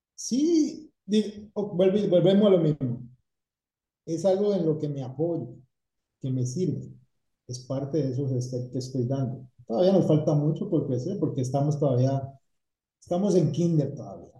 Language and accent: Spanish; Cali, Valle del Cauca, Colombia; moved away as an adult; now in Tampa, United States; soy de Cali